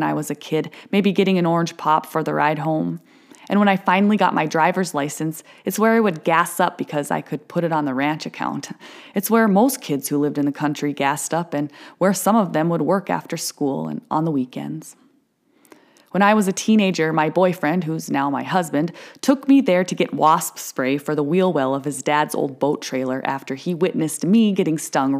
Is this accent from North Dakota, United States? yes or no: yes; Watford City, North Dakota, United States; This old Cenex station used to be on the corner of Main Street in my hometown when I was growing up.